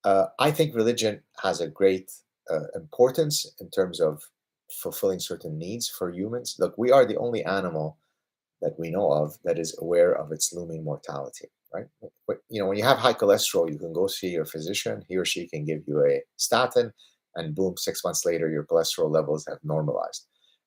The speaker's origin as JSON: {"language": "English", "country": "Lebanon", "also_born_or_lived": "Southern California", "said": "Puerto Rico doesn't sound like a bad place because we're from Lebanon. I've lived in Southern California."}